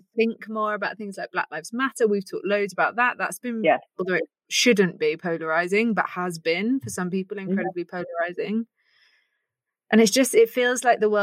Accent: United Kingdom

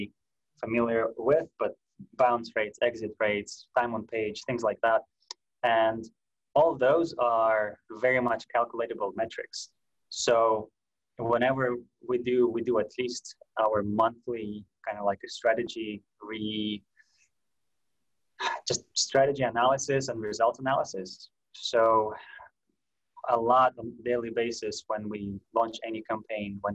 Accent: Russia; moved away; I'm from Russia. I was all that time in Russia

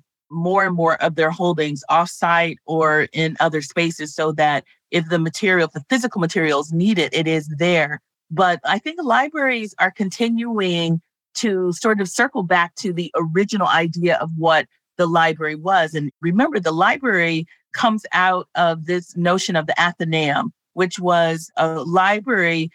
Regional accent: Los Angeles, California, United States; I grew up in Los Angeles.

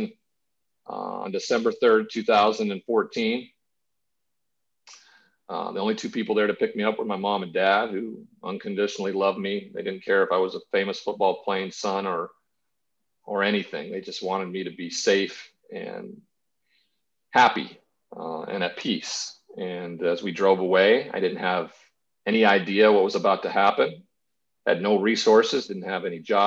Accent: Montana, United States; growing up in Montana with a cowboy culture that exists around ranchers and everything like that. My grandfather was one. I grew up on a farm, a farming community.

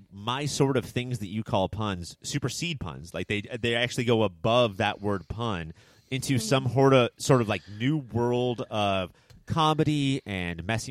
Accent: Southern California, United States; we're all from Southern California where there is no, like, winter or spring or anything.

